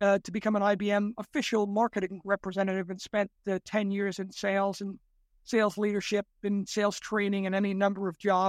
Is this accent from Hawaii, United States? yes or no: no; New York City, New York, United States; I grew up in the Bronx, New York, part of New York City